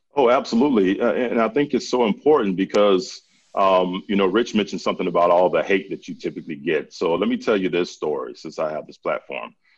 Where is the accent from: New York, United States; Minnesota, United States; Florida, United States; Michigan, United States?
Florida, United States; Central; I grew up in Central Florida